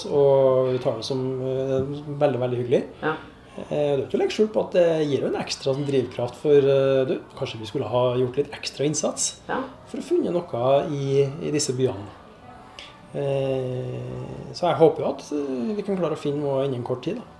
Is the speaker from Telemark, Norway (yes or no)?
yes; Skien, Telemark, Norway; Hva tenker du om at jeg har en drøm om å få en Egon til min hjemby Skien og har hatt den i tolv år?